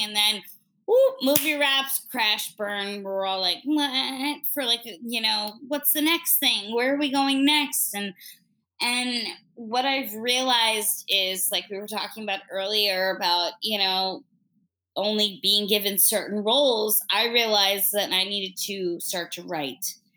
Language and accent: English; New York City, New York, United States; as a New Yorker